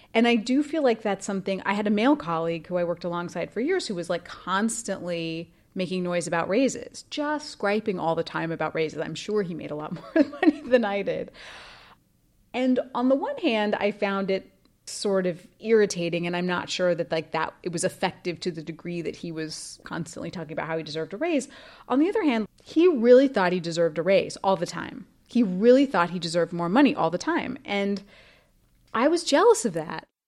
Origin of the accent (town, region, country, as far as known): Idaho, United States; born or raised there